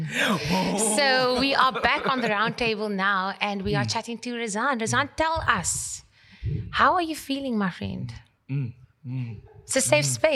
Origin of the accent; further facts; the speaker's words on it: Cape Town, Western Cape, South Africa; I grew up in Cape Town in Newfields